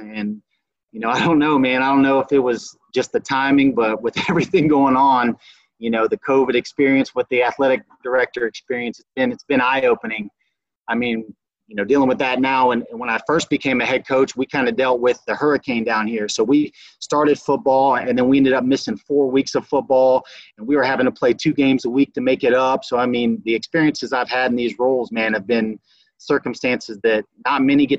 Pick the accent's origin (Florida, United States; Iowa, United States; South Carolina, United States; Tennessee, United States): Florida, United States; Belle Glade; also born or lived in Eureka, Illinois; went back home. I'm originally from Belgrade, Florida. Played my high school at Glazedale